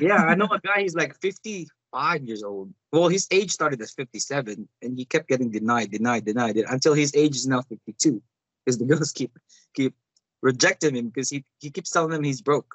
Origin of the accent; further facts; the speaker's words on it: Davao City, Davao Region, Philippines; now in United States; I'm from Davao